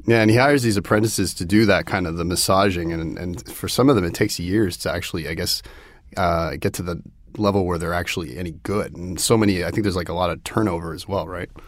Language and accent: English; Toronto, Ontario, Canada; Toronto 'cause this is where I grew up